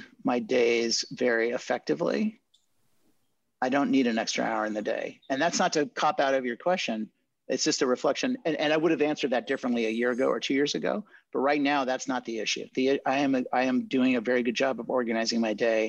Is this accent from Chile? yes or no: yes; Chile; moved away; also born or lived in Marin County, California; I'm bilingual because I grew up in Chile